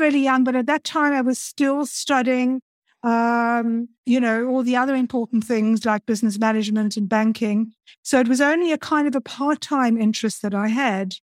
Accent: Cape Town, Western Cape, South Africa; moved away; also born or lived in Stellenbosch; I'm originally from Cape Town in South Africa.

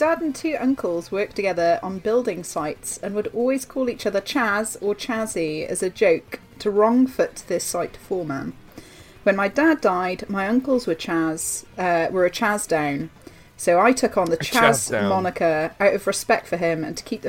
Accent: East of England, United Kingdom; And … is because I'm from Essex, so I'm a mouthy … girl.

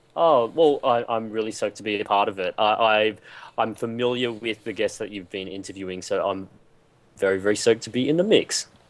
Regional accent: Queensland, Australia; When I grew up in Queensland, it was a very very monocultural predominantly white

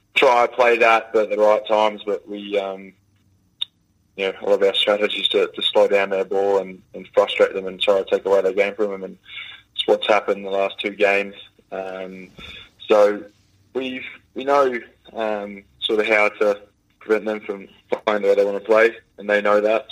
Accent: Australia; growing up in Australia

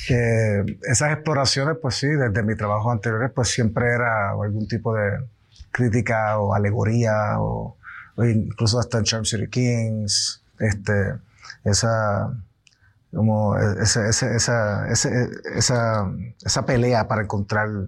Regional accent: Puerto Rico; Nuestra situación como puertorriqueño, nuestra situación colonial

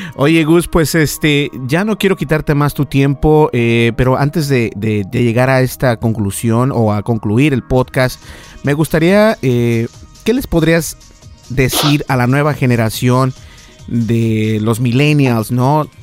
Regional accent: Mexico; accent: Mexican; mi, mi acento es completamente mexicano.

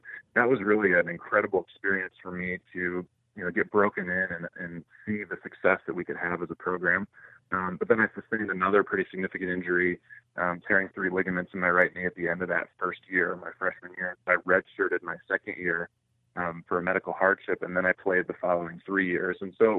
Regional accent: Northeast Ohio, United States; growing up in a small town in Northeast Ohio, it was a sports-crazed town. So my hometown is the hometown of Bobby Knight

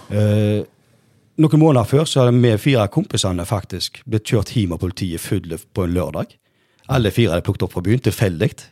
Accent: Norway; jeg vokste opp på Bleikmø

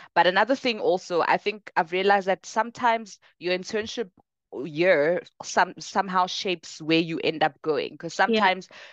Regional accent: Bronkhorstspruit, Gauteng, South Africa; also born or lived in Ekangala / Pretoria; I actually grew up in Ekangala for the first part of my life, ah, yeah. small township outside of Bronkhorstspruit

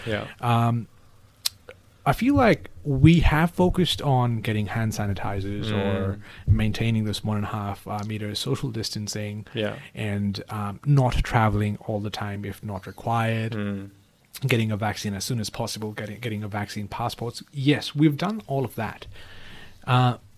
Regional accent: Kathmandu, Bagmati, Nepal; moved away; my hometown, Kathmandu

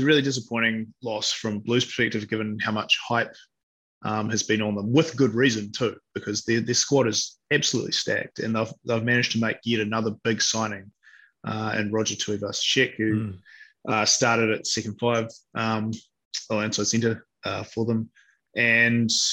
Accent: Wellington, New Zealand; I'm from Wellington

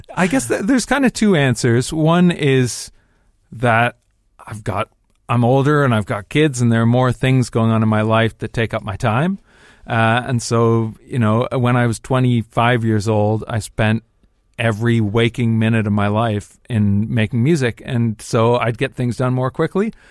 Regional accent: Dundas, Ontario, Canada; moved away as an adult; also born or lived in Toronto; now in London, United Kingdom; people that I grew up with in Dundas

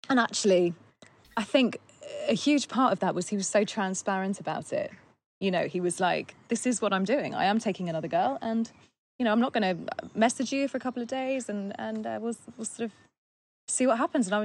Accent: England, United Kingdom; You know, I'm very English.

